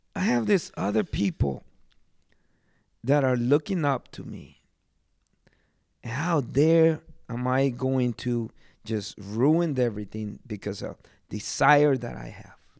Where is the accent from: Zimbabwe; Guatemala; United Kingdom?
Guatemala; now in United States; I'm from Guatemala.